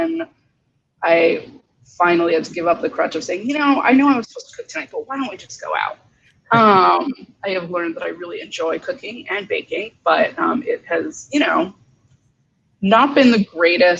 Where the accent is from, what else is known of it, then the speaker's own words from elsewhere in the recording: Northeast, United States; now in Bay Area, United States; I'm originally from the Northeast